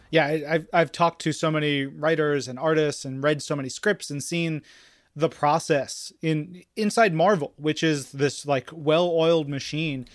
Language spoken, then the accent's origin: English; New York, United States; I come from, I grew up in New York